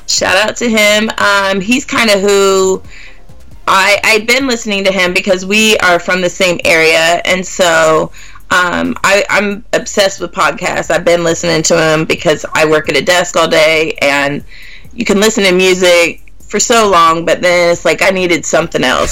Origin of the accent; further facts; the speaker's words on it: Gas City, Indiana, United States; The town I actually grew up in and went to school was Gas City